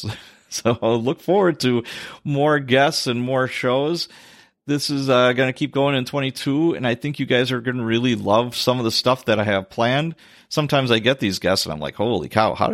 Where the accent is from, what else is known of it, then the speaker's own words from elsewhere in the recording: Chicago, Illinois, United States; Top cities was Chicago, my hometown, Milwaukee, not too surprising